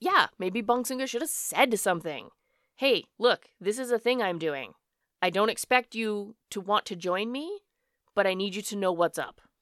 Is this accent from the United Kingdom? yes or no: no; Alberta, Canada; Born and raised in Canada. I have always lived here in Alberta